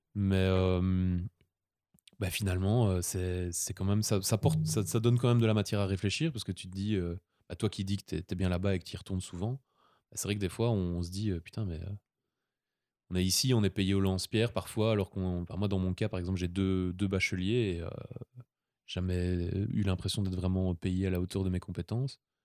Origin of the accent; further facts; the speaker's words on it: Belgium; on était les, deux Belges